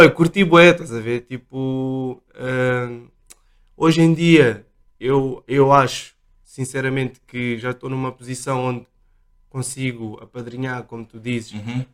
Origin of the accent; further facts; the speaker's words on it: Portugal; eu nasci cá, os meus pais são, são moçambicanos